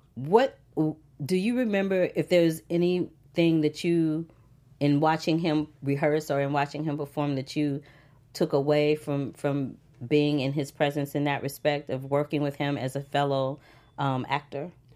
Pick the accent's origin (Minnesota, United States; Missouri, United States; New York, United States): Missouri, United States; St. Louis; I grew up in the Midwest in Saint Louis, Missouri